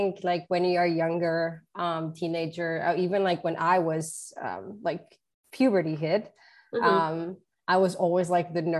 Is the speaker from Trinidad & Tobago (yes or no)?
no; Luxembourg; English is a second language; moved away as an adult; now in Washington, D.C., United States; my parents are from Portugal. So I have like Portuguese roots, but was born in Luxembourg